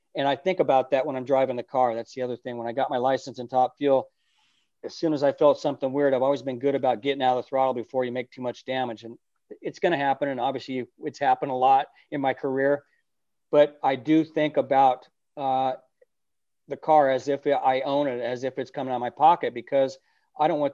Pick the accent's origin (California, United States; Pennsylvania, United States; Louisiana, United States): California, United States; my parents raced when I was a kid. I grew up around it in California.